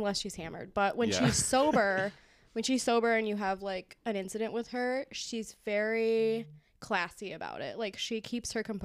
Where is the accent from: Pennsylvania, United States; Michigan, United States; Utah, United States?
Michigan, United States; Clarkston; Clarkston is very white, but it also was a really awesome place to grow up.